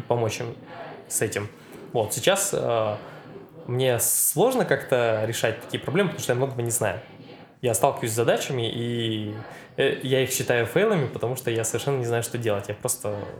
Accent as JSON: {"language": "Russian", "town": "Satpayev", "region": "Karaganda Region", "country": "Kazakhstan", "tie": "born or raised there", "moved": "as an adult", "lives_now": "Novosibirsk, Russia", "said": "родился я в таком неизвестном городе под названием Сатпаев. Это в Казахстане."}